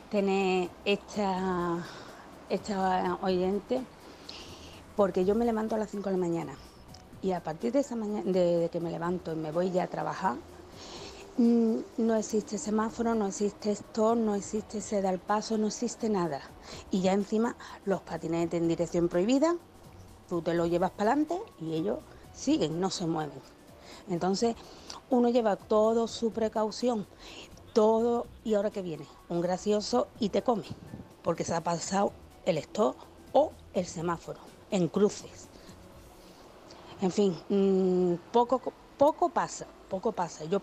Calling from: Seville, Andalusia, Spain; Buenos días, soy compañera, … de Sevilla.

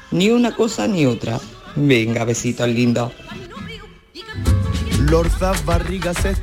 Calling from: Córdoba, Andalusia, Spain; de Córdoba.

